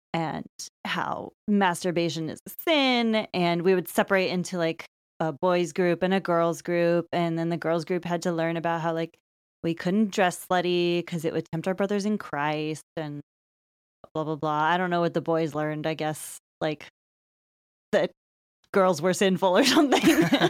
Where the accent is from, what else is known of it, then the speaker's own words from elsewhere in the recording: Lafayette, California, United States; we both grew up in, uh, suburb of Berkeley, California.